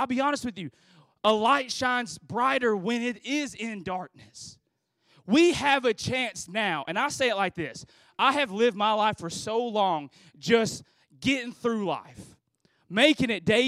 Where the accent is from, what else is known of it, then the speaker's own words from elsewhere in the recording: Philippines; I'm from the Philippines, you know, made in the Philippines